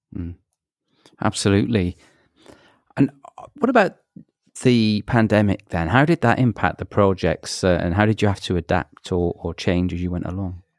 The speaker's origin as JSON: {"language": "English", "town": "Manchester", "region": "North West England", "country": "United Kingdom", "tie": "born or raised there", "moved": "yes", "said": "that's my hometown and, and, you know, grew up in Manchester"}